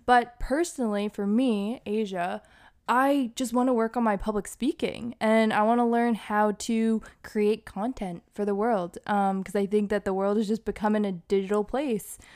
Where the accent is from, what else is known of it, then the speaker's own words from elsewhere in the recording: Hawaii, Massachusetts, United States; also born or lived in Boston, Massachusetts; I was born in the burbs of Massachusetts, and I grew up partially in Massachusetts, but I also grew up in Hawaii